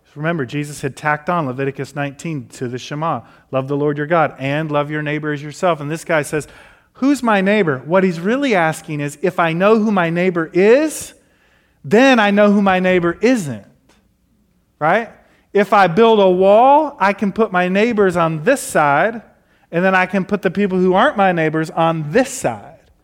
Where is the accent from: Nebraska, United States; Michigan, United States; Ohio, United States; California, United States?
Michigan, United States; Detroit; now in Nashville, United States; I grew up in Detroit